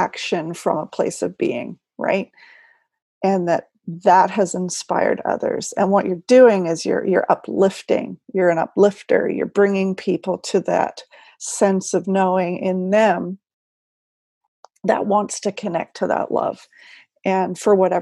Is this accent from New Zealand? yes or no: yes; New Zealand; My home country.